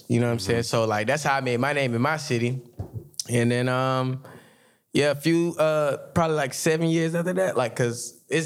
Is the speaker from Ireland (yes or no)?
no; Jacksonville, Florida, United States; I'm from Jacksonville, Florida